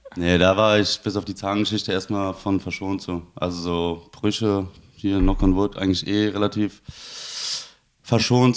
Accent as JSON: {"language": "German", "town": "Siegen", "region": "North Rhine-Westphalia", "country": "Germany", "tie": "born or raised there", "moved": "yes", "said": "ich komme ursprünglich aus Siegen. Das ist im Siegerland, Nordrhein-Westfalen."}